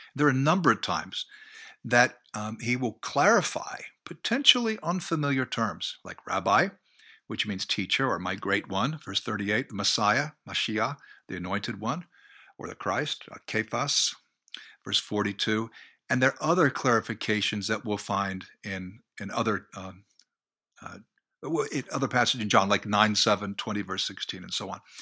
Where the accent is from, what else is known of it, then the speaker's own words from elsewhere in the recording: United States; I grew up near New York, about ten miles away